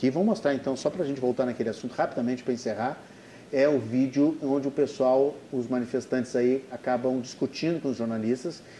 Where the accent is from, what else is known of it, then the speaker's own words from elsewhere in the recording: Porto Alegre, Rio Grande do Sul, Brazil; eu nasci em Porto Alegre há 55 anos